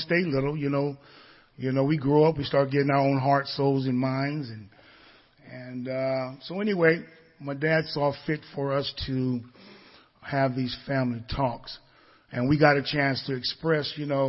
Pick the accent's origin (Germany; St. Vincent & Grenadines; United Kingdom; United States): United States; Marin City, California; a young boy growing up in Marin City.